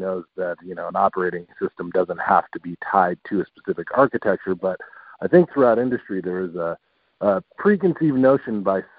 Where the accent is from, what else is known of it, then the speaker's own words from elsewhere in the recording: Phoenix, Arizona, United States; I'm from Phoenix